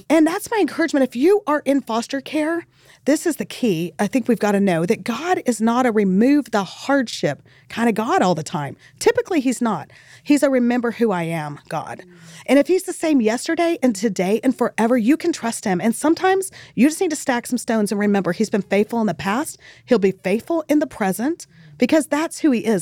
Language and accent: English; El Paso, Texas, United States; now in Dallas, United States; I grew up in El Paso. It's on the border.